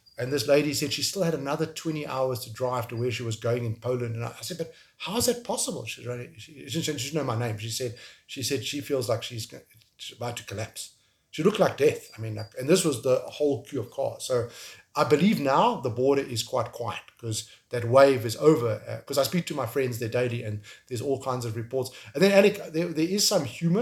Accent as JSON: {"language": "English", "country": "South Africa", "also_born_or_lived": "Kyiv, Ukraine", "moved": "as an adult", "said": "I'm from South Africa"}